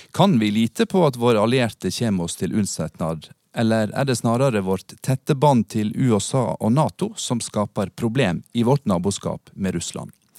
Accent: Western Norway, Norway; jeg vokste opp på Vestlandet

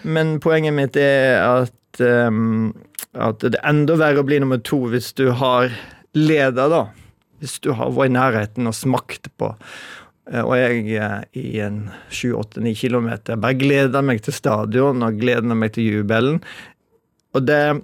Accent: Western Norway, Norway; moved away; also born or lived in Oslo; jeg vokste opp på 70-tallet, men jeg vokste opp på Vestlandet.

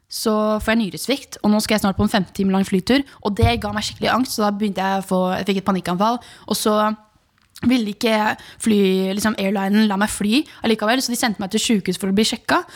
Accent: Horten, Vestfold, Norway; moved away; Horten er jo grunnen til at den jeg er den jeg er. Liksom, det, horten er jo miljøet mitt

